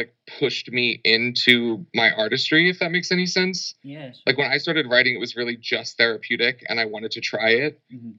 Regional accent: Philadelphia, Pennsylvania, United States; now in Los Angeles, United States; I'm from Philadelphia. I live in Los Angeles currently.

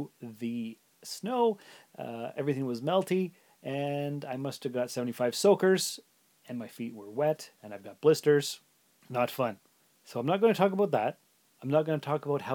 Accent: Sault Ste. Marie, Ontario, Canada; moved away as an adult; also born or lived in North Bay; now in Timmins, Canada; I was born and raised in the Sioux, and I lived there till I was 19.

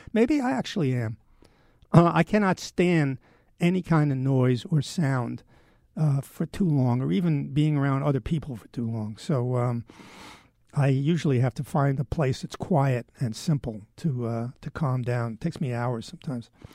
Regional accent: New York City, New York, United States; I grew up in Manhattan

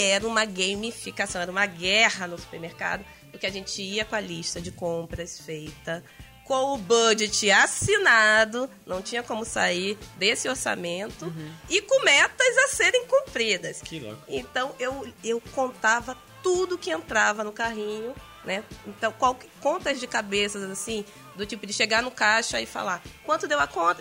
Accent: São Gonçalo, Rio de Janeiro, Brazil; eu morava no, e fui criada no Jardim Catarina, que na época é a maior favela plana da América Latina

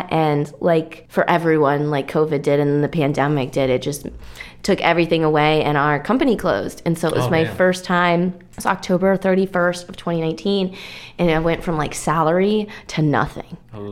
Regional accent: Minnesota, United States; moved away as an adult; also born or lived in Aspen, Colorado / Hawaii; now in Texas, United States; I'm from Minnesota

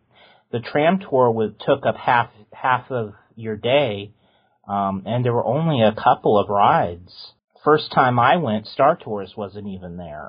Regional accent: Southern California, United States; I grew up in Southern California

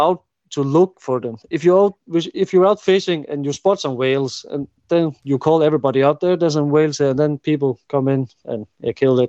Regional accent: Faroe Islands; I come from the Faroe Islands and they kill whales.

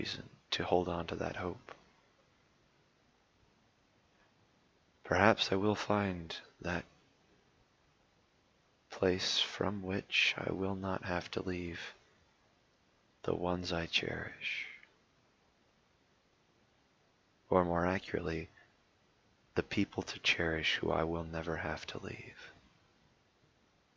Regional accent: United States; I'm an American.

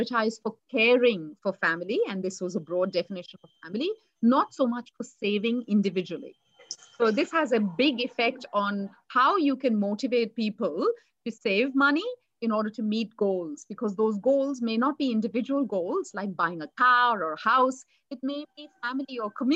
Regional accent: India; moved away as an adult; now in Australia; I was brought up in India

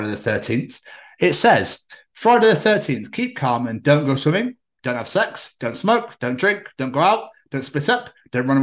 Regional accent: Scotland, United Kingdom; I'm from Scotland, but still, up north

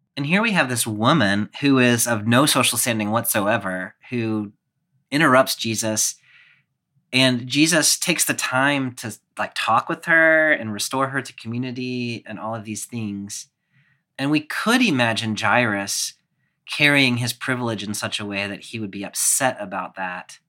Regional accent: Clemson, South Carolina, United States; my hometown of Clemson, which is about ten thousand people

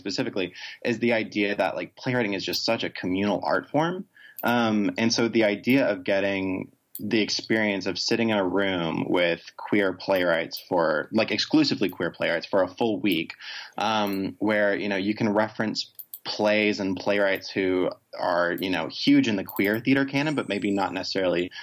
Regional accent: Rome, Georgia, United States; I'm originally from Rome, Georgia, which is not exactly a LGBT haven of the world

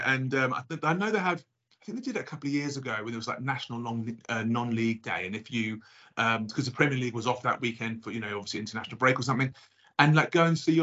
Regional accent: London, United Kingdom; I'm originally from North London, right? So N10.

